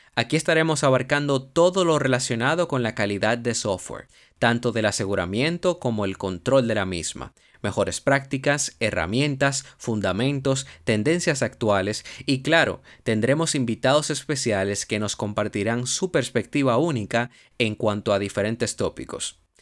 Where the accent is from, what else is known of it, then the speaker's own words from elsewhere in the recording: Dominican Republic; Soy un profesional dominicano